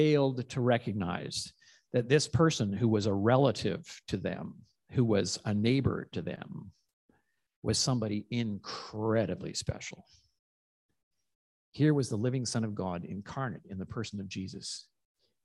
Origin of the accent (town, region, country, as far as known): Calgary, Alberta, Canada